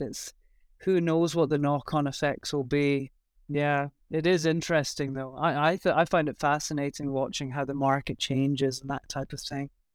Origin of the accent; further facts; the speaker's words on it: Scotland, United Kingdom; moved away as an adult; also born or lived in Shanghai; now in Taiwan; I'm originally from Scotland, although I've been in Asia for about fourteen